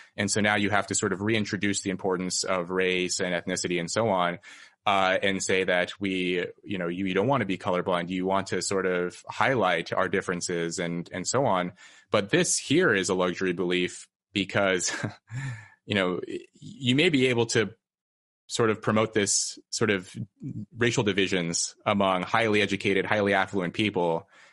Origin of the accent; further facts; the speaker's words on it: Red Bluff, California, United States; moved away as an adult; my hometown, Red Bluff, California